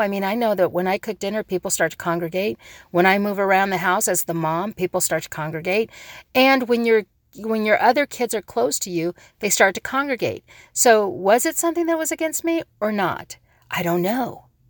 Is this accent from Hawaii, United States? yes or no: yes; Hawaii, United States; I'm a Hawaiian